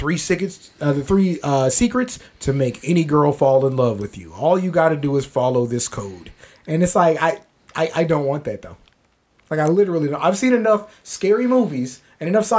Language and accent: English; San Antonio, Texas, United States; we're from San Antonio